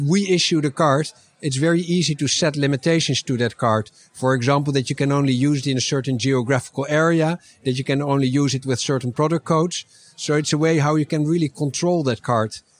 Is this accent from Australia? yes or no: no; Netherlands; I'm from the Netherlands